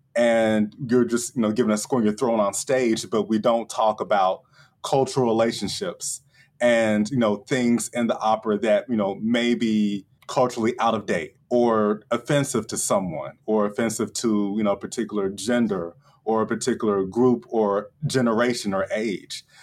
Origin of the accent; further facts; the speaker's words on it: Chattanooga, Tennessee, United States; my hometown, Chattanooga